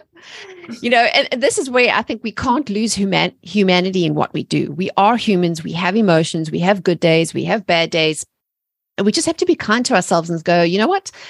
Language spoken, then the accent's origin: English; South Africa; moved away as an adult; now in United States; I'm originally from South Africa, and Ameri-, and I've been living in America for seventeen years